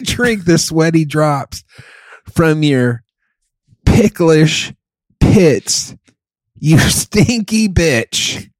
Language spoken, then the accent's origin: English; Germany; moved away; where I grew up in Germany